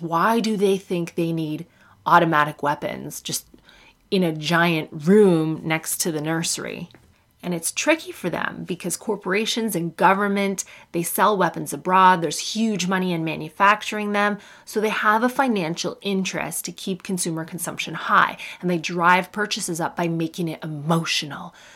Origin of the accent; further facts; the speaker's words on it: Canada; now in United Kingdom; I'm Canadian